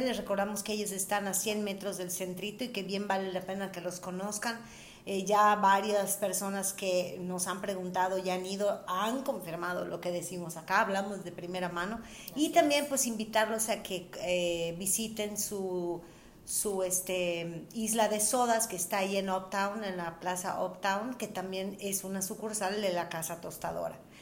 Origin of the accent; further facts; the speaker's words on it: Mérida, Yucatán, Mexico; somos de Mérida